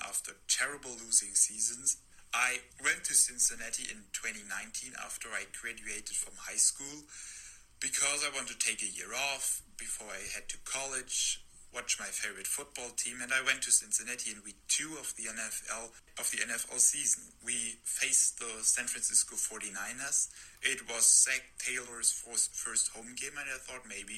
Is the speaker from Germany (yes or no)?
yes; Germany; English is a second language; And here in Germany, I have a little Instagram page